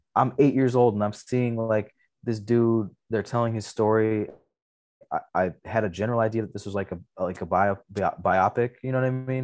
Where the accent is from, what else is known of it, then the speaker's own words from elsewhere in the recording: Lathrop Village, Michigan, United States; we grew up in Lathrop Village, which is, like, just outside of the suburb called Southfield